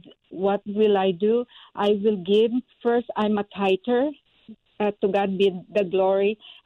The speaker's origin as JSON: {"language": "English", "country": "Philippines", "tie": "born or raised there", "moved": "yes", "said": "support my church in the Philippines, the school, Shekinah Grace School in the Philippines, that needs to survive right now. I'm working so hard to support our school there, the first Christian church in my hometown."}